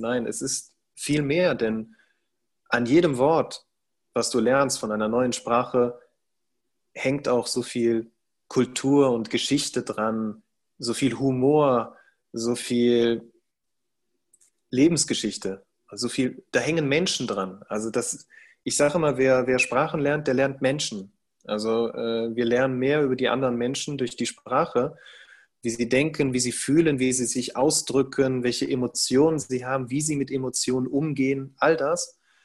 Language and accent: German; Cologne, North Rhine-Westphalia, Germany; ich bin Deutscher, ich bin hier äh, zur Welt gekommen, ich bin hier geboren, ich bin hier aufgewachsen